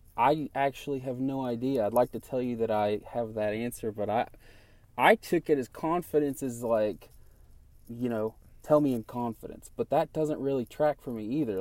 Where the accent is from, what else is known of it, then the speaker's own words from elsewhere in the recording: Knoxville, Tennessee, United States; we're from Knoxville, Tennessee